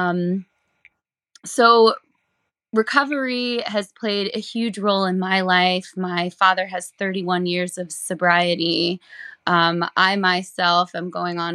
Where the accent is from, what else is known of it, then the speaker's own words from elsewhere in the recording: Allentown, Pennsylvania, United States; I am from Allentown, Pennsylvania.